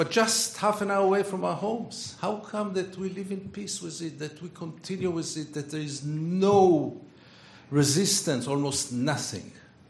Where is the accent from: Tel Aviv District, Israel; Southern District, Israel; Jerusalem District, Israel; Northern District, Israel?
Tel Aviv District, Israel; Tel Aviv; I was born in Tel Aviv. I was brought up in Tel Aviv. I was a very good boy, Tel Aviv. I served in the Israeli army.